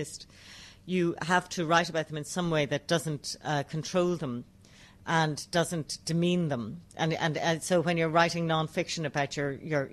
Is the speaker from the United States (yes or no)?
no; Ireland; I write as an Irish woman